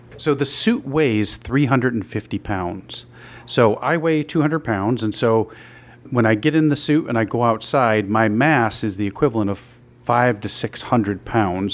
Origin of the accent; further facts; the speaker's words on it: Binghamton, New York, United States; I grew up in Binghamton